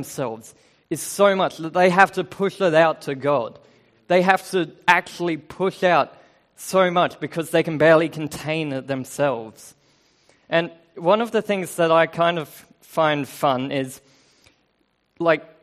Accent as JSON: {"language": "English", "country": "Australia", "moved": "yes", "said": "I do have an accent because I'm Australian"}